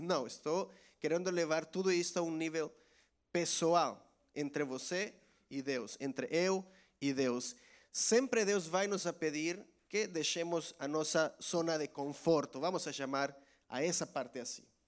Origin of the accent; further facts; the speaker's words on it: El Salvador; Portuguese is a second language; moved away as an adult; now in Portugal; em minha terra, lá em El Salvador